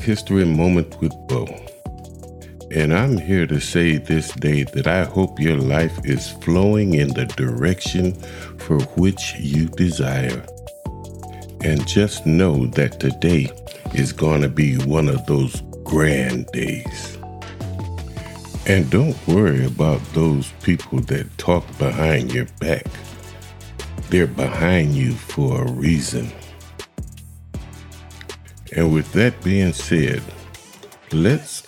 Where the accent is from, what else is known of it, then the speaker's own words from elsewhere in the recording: Akron, Ohio, United States; I am from Akron, Ohio, and I never went to a segregated school